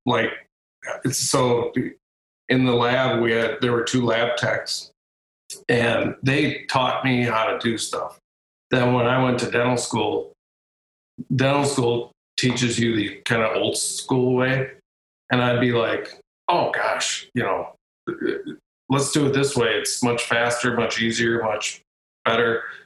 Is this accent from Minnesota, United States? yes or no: yes; Caledonia, Minnesota, United States; my my hometown of Caledonia